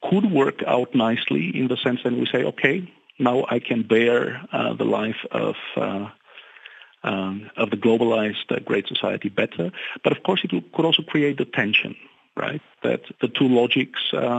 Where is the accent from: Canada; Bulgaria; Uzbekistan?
Bulgaria; now in Germany; I'm from Bulgaria, I live in Germany